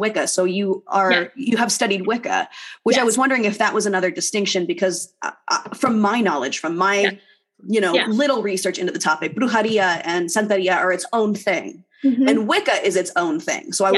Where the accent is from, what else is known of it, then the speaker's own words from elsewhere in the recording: Southern California, United States; I grew up in Southern California